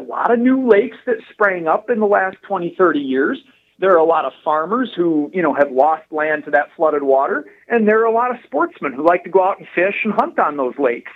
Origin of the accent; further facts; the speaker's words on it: Lake Herman, South Dakota, United States; now in Aberdeen, United States; I grew up on Lake Herman.